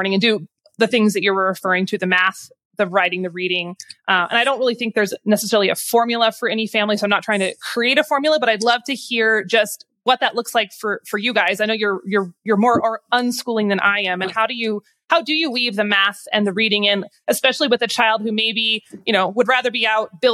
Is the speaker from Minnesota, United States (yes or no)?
no; Moscow, Idaho, United States; I'm also from Moscow. I was also homeschooled, and I went to Logos for a few weeks.